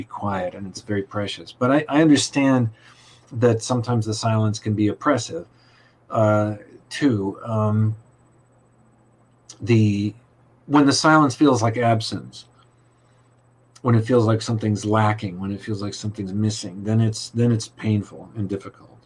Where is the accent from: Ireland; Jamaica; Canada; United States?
United States; Los Angeles, California; moved away; also born or lived in New York; I'm from Los Angeles